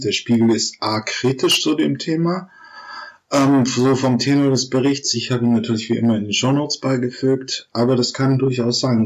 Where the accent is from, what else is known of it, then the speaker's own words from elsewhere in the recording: Germany; wir Deutschen